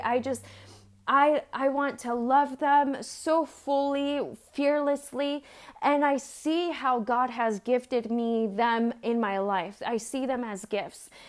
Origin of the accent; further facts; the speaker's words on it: San Diego, California, United States; also born or lived in Mexico; where I grew up in San Diego